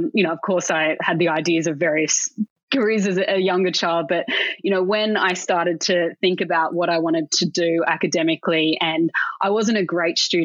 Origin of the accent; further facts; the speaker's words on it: Sydney, New South Wales, Australia; I grew up in Sydney